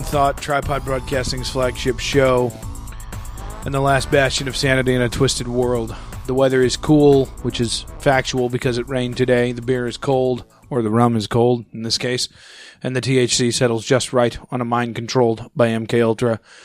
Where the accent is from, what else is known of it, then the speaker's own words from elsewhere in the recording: St. Ann, Missouri, United States; growing up in Saint Ann